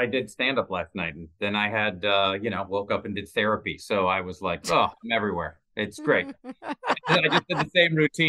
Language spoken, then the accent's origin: English; Seattle, Washington, United States; now in Southern California, United States; living in Southern California. We have a pool now, and I every time I'm in it, because I grew up in Seattle